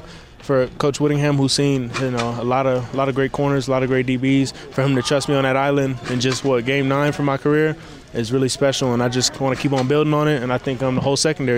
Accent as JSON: {"language": "English", "town": "Los Angeles", "region": "California", "country": "United States", "tie": "born or raised there", "moved": "as an adult", "lives_now": "Salt Lake City, United States", "said": "Super special in my hometown."}